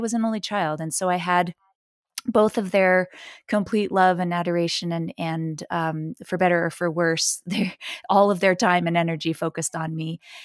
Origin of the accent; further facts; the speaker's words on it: New York City, New York, United States; I was born and raised in New York City